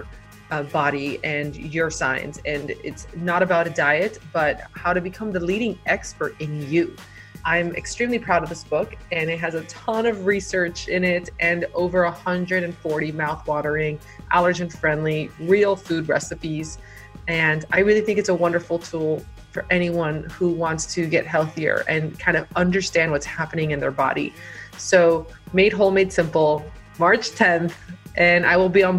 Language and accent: English; Miami, Florida, United States; also born or lived in San Diego / Hawaii; now in Virginia, United States; I'm from Miami. I lived in San Diego and then also Hawaii. But now we're in Virginia